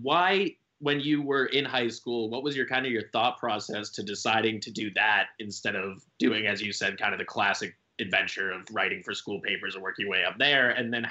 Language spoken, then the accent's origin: English; Hingham, Massachusetts, United States; I grew up in Hingham